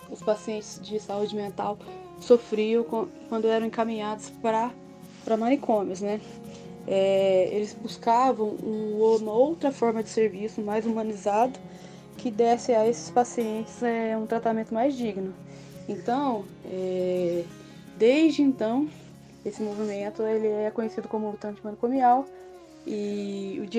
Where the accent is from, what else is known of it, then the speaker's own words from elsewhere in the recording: Varginha, Minas Gerais, Brazil; Eu sou de Varginha, então fico feliz de contribuir com o trabalho que vocês estão desenvolvendo na cidade de Varginha.